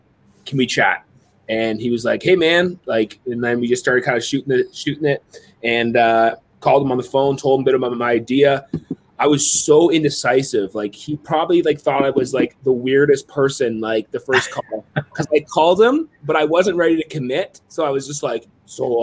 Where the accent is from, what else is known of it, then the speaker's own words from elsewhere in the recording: Waterdown, Ontario, Canada; my hometown. It was like a little skating loop in Waterdown